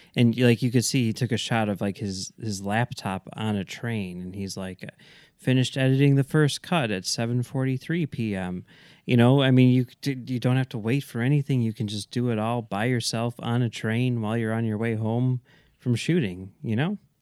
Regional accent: Chicago, Illinois, United States; as a Chicagoan

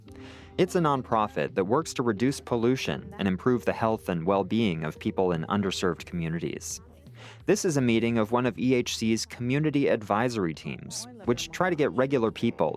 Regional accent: Santa Rosa, California, United States; I grew up in Santa Rosa, a small city north of San Francisco.

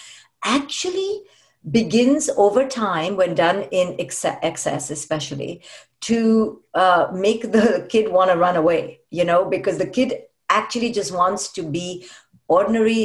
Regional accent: India; now in United States; I grew up in India

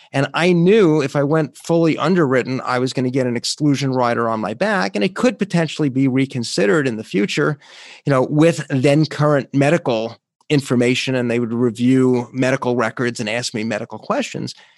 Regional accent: New York, United States; my home state of New York

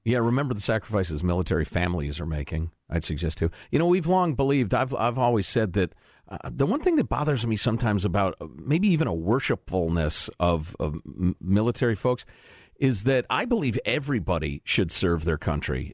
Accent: Chicago, Illinois, United States; I grew up in Chicagoland

